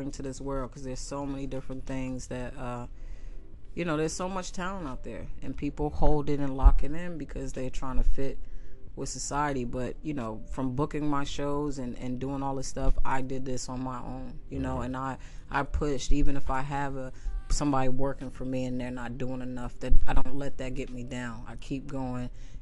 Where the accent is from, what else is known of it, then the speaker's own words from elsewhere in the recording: New York, United States; now in California, United States; I'm from New York